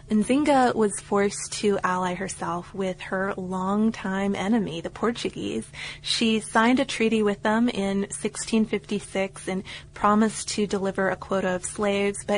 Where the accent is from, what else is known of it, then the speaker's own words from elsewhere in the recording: United Kingdom; now in Yulara, Australia; I'm a British guy who decided to abandon the cubicle and spend a few years traveling around the world.